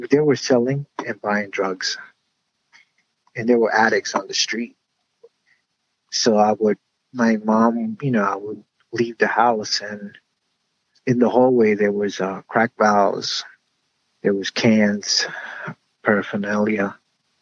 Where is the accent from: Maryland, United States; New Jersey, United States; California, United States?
New Jersey, United States; Union City; I was brought up in Union City, New Jersey